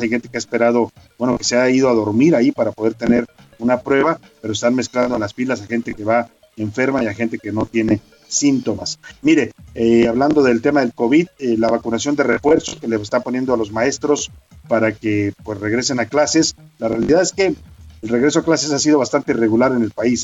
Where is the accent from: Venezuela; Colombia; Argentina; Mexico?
Mexico; de esta gran región del planeta donde se ubica nuestro país, México